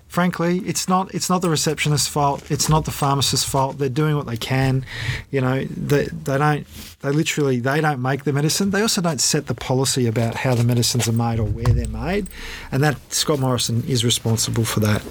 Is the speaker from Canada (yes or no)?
no; Australia; we, as the Australian public